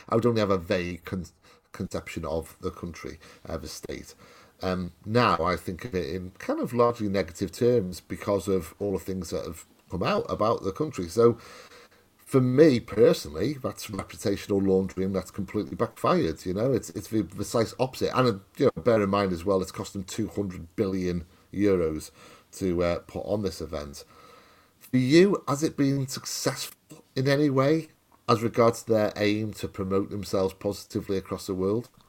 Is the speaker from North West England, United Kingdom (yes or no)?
no; Welsh, Wales, United Kingdom; I'm Welsh